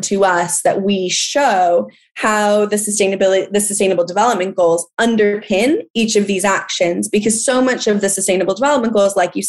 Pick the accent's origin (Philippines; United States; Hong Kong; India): United States; California; accent: American; moved away as an adult; now in London, United Kingdom; I am from California. I'm from a place that has water scarcity issues, and they're being impacted constantly by agriculture in my home state